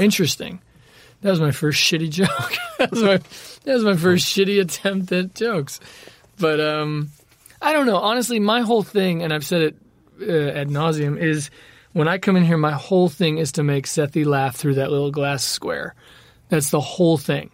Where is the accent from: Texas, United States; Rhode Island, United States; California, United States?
California, United States; Los Angeles; growing up in the valley, in the deep valley, skateboarding everywhere